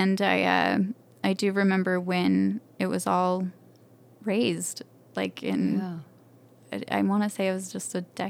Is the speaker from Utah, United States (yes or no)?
yes; Alpine, Utah, United States; I grew up in Utah Valley. We were in Alpine